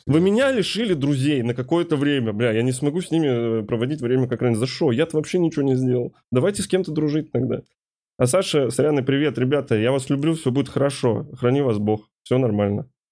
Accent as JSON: {"language": "Russian", "country": "Ukraine", "tie": "born or raised there", "moved": "yes", "said": "я еще уроженец Республики Украина"}